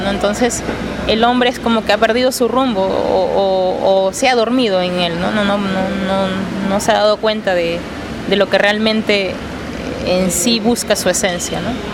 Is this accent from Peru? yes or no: yes; Peru; Yo vengo de Perú